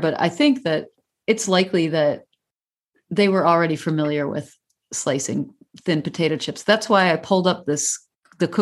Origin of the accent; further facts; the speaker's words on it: Midwest, United States; I'm from the Midwest